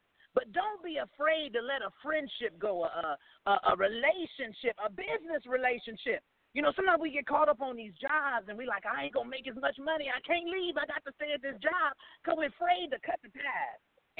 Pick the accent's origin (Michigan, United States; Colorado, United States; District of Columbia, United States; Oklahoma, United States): Oklahoma, United States; Oklahoma City; I'm from Oklahoma City, but tonight is my show night, so I decided to come in the lobby and hop on.